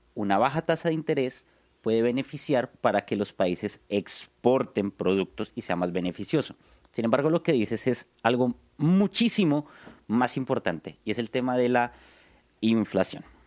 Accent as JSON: {"language": "Spanish", "region": "Bogotá", "country": "Colombia", "said": "Soy de Bogotá, Colombia"}